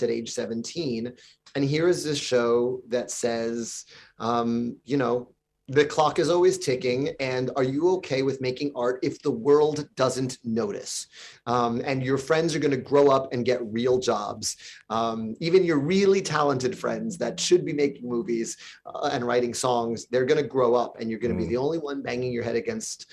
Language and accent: English; New York, United States; my hometown, just a few hundred blocks downtown from where I lived